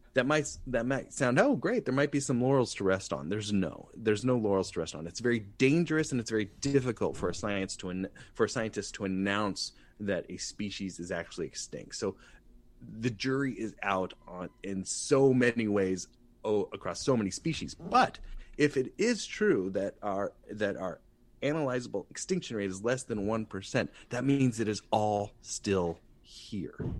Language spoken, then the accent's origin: English; Santa Barbara, California, United States; I'm an artist from Santa Barbara